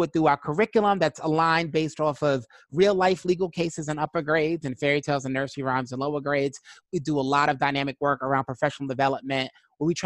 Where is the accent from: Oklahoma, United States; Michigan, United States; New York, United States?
New York, United States; New York City; I'm originally from Brooklyn, New York.